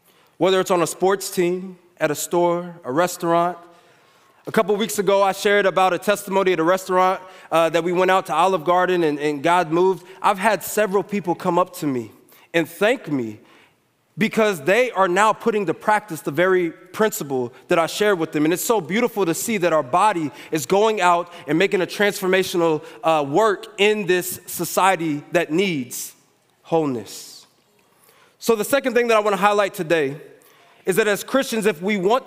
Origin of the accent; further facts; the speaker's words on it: United States; I'm American